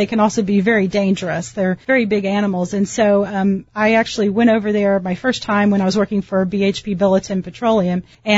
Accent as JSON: {"language": "English", "town": "Dallas", "region": "Texas", "country": "United States", "tie": "born or raised there", "said": "I grew up in Dallas, and in the summers, my mom used to ship me up to the Panhandle where my grandfather was a rancher"}